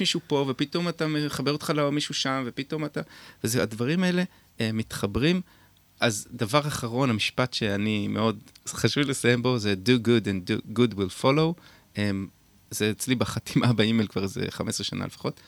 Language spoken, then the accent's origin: Hebrew; Beit HaShita, Northern District, Israel; אני גדלתי בקיבוץ בית השיטה